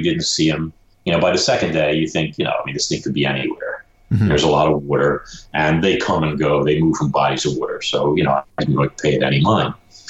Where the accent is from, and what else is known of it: Brooklyn, New York, United States